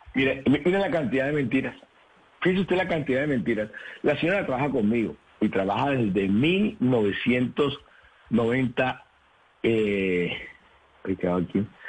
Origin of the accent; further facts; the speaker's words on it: Colombia; soy el primer colombiano